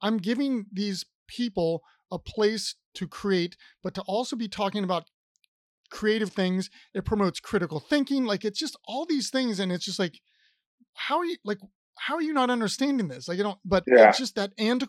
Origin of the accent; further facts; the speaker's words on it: Columbus, Ohio, United States; now in Richmond, United States; I grew up in Columbus, which is a city, and I live in Richmond, Virginia now